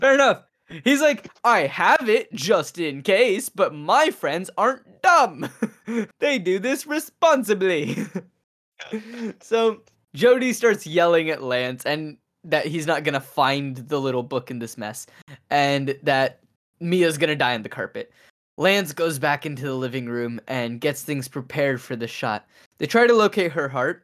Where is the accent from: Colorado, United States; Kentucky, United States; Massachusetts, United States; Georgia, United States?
Kentucky, United States; Louisville; I grew up in Louisville